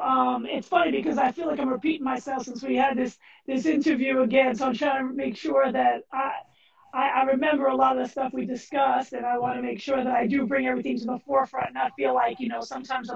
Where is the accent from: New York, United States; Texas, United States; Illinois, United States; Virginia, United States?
New York, United States; New York City; also born or lived in Arizona; It's all around you in New York, especially growing up in Queens.